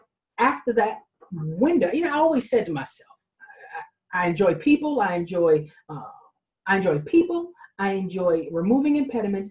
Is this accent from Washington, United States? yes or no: no; New York City, New York, United States; I was raised in Queens, New York, in the street